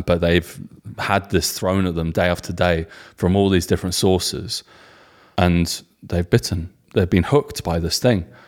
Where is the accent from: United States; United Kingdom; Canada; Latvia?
United Kingdom; England; being English guys with German wives